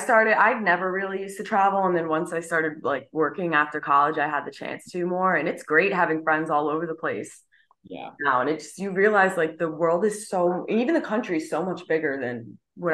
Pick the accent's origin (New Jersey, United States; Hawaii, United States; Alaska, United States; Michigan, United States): New Jersey, United States; I'm from Jersey